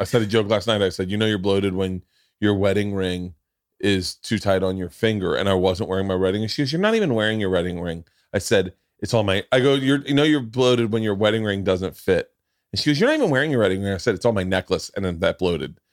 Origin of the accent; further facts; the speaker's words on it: Florida, United States; I grew up in Florida